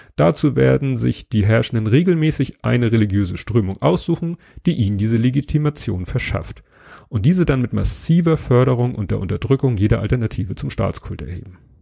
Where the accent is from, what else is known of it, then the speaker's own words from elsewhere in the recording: Hamburg, Germany; als Hamburger